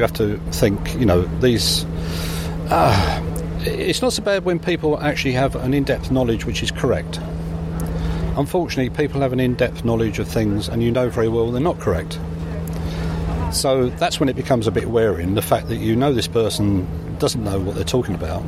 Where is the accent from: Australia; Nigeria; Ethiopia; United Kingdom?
United Kingdom; England; we're English